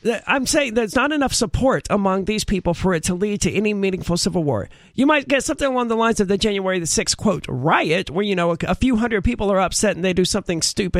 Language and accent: English; the South, United States; we're all from the South.